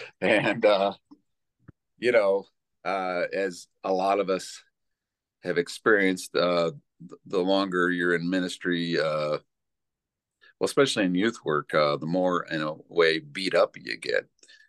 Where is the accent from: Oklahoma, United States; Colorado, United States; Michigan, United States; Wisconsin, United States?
Colorado, United States; Boulder; born or raised there; also born or lived in New York / California / Aurora, Colorado